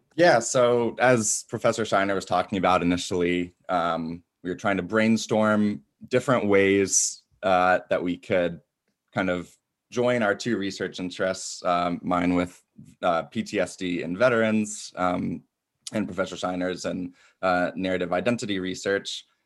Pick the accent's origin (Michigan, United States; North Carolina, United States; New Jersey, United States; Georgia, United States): Michigan, United States; Ann Arbor; moved away as an adult; now in DeKalb, United States; Hometown is Ann Arbor, Michigan, uh, and currently living in DeKalb, Illinois